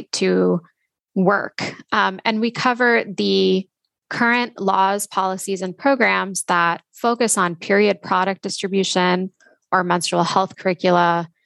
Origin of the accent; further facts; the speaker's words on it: Texas, United States; now in Boston, United States; I'm from Texas and have kind of lived everywhere over the past decade or so